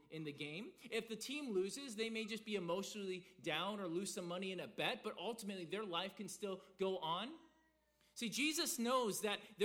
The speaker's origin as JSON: {"language": "English", "region": "the South", "country": "United States", "tie": "born or raised there", "said": "growing up in the South, being a good church boy till I was 15"}